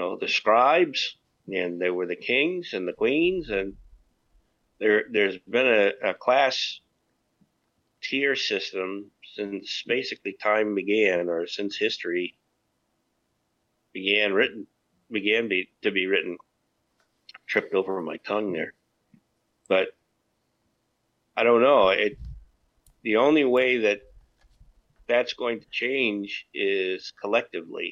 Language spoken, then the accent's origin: English; United States; moved away; I am an American and I wished I was home